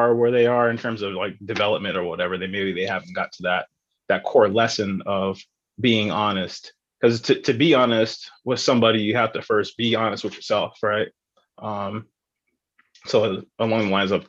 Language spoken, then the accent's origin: English; San Diego, California, United States; I grew up in Paradise Hill, Southeast San Diego